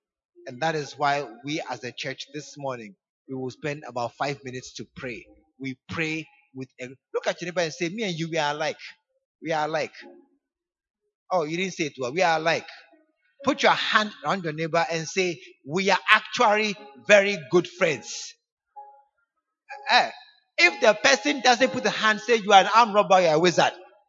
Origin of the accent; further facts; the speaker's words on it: New York, United States; I'm from New York. I'm a citizen of the U. I'm just passing through Ghana.